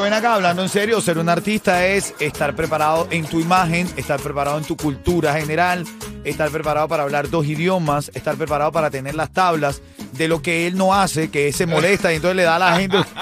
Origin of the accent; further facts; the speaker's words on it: Venezuela; now in Miami, United States; Yo soy venezolano